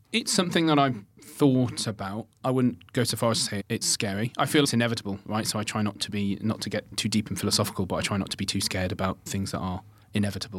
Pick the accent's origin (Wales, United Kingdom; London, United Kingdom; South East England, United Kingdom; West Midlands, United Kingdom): West Midlands, United Kingdom; Birmingham; I grew up in Birmingham